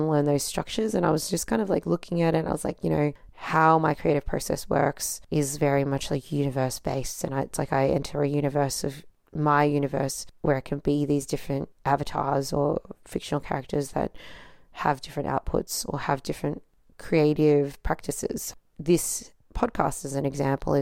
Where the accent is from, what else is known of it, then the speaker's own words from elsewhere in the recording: Australia; being born in Australia, but like being raised by non-Australians